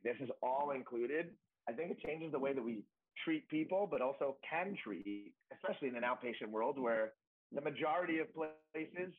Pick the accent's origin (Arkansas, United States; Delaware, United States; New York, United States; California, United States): New York, United States; moved away as an adult; also born or lived in Connecticut / Dallas, Texas; now in New Jersey, United States; I'm from New York, but I moved to Jersey